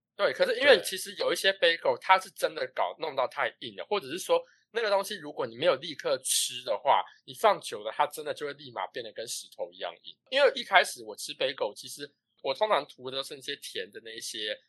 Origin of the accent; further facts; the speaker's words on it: Taiwan; moved away; 我身为一个台湾人